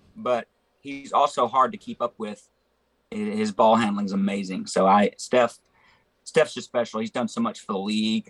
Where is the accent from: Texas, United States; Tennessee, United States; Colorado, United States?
Tennessee, United States; Memphis; I grew up in Memphis